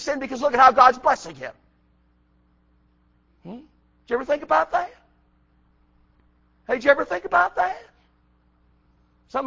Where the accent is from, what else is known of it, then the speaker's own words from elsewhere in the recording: Buffalo, New York, United States; moved away as an adult; also born or lived in South Carolina; I came from New York. Buffalo, New York